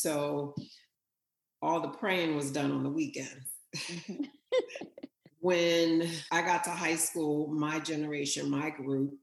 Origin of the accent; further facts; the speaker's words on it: Weymouth, New Jersey, United States; moved away; also born or lived in New York; I grew up in Weymouth, which is very rural